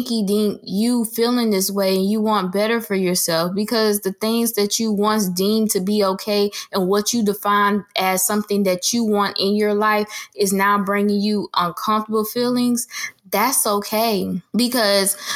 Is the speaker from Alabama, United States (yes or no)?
no; Jacksonville, Florida, United States; moved away as an adult; now in Orlando, United States; I have always wanted to move out of my hometown, Jacksonville